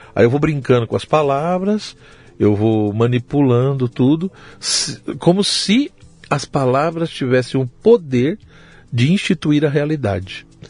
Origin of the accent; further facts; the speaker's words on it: São Paulo, Brazil; Eu nasci em São Paulo, eu uhum. sou de São Paulo mesmo, capital